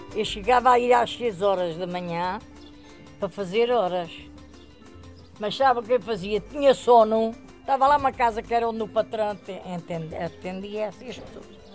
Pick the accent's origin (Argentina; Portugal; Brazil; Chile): Portugal; Alentejo; moved away as an adult; now in Covão do Coelho, Portugal; lá no Alentejo, sei lá, eu já estou aqui há 60 anos, vivi 30, talvez aí uns 30